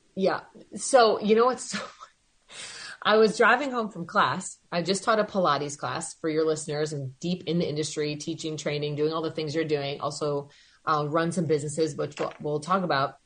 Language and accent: English; Madison, Wisconsin, United States; moved away as an adult; now in Alpena, United States; I was born and raised in Madison, Wisconsin